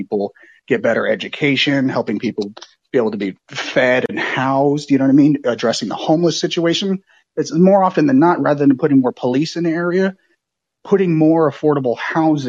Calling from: Oakland, California, United States; I'm calling from Oakland, California

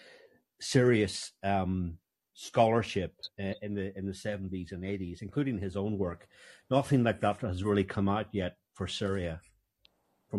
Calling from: France; also born or lived in United States; I'm actually calling from France. I used to live in America for about 10 years, but I left

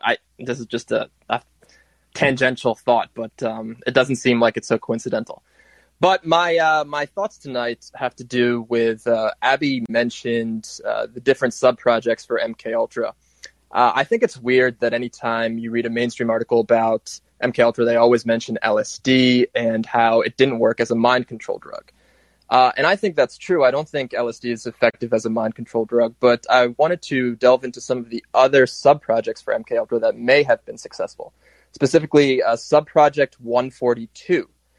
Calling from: New Jersey, United States; from New Jersey.

